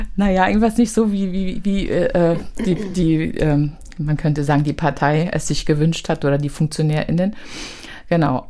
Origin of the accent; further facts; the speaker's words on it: Berlin, Germany; ich bin im Ostteil groß geworden, in Hohenschönhausen, in Alt-Hohenschönhausen